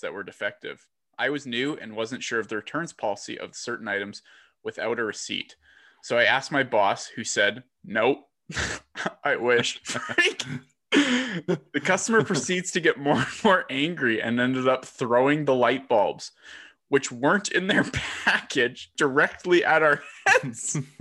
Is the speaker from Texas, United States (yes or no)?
yes; Texas, United States; I am from Texas and I am Irish